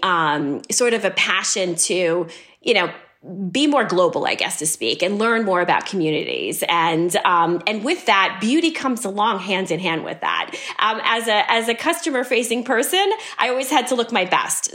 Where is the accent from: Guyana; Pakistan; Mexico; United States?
United States; New York City, New York; when I was a kid growing up in New York City.